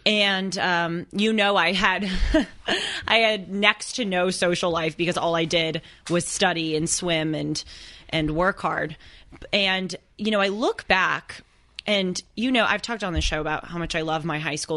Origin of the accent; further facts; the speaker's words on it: Los Angeles, California, United States; I'm from Los Angeles. Big city, impersonal.